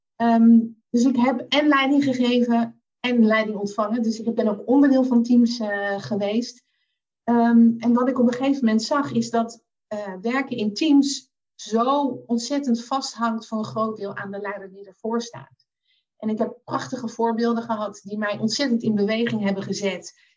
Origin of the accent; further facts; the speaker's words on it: The Hague, South Holland, Netherlands; now in Zoetermeer, Netherlands; geboren en getogen in Den Haag